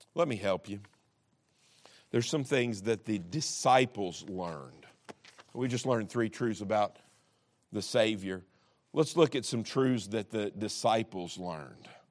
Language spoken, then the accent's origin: English; Kentucky, United States; I'm, I'm from Kentucky